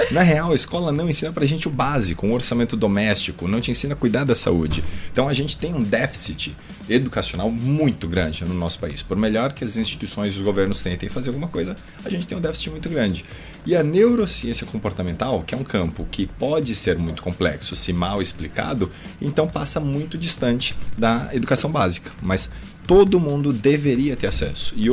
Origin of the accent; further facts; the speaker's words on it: Guarulhos, São Paulo, Brazil; Eu sou de São Paulo, né, nascido na verdade na cidade de Guarulhos, mas a minha mãe é descendente de japoneses, daí